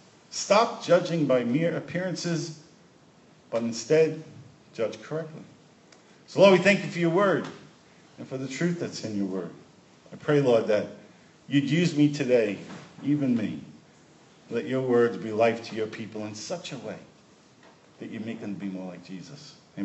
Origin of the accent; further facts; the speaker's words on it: New York City, New York, United States; moved away; I can remember growing up in Brooklyn, which has a large Jewish representation in the population.